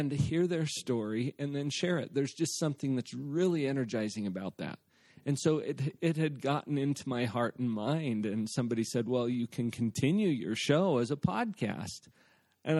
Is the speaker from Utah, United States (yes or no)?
yes; Heber, Utah, United States; I grew up in Heber.